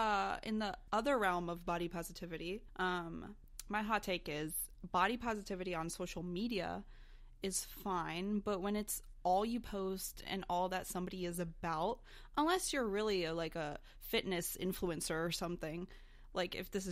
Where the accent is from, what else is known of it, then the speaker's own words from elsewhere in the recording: Brazil; also born or lived in United States; Growing up, I grew up in Brazil, mostly. Well, actually, that's not true. I grew up here and in Brazil.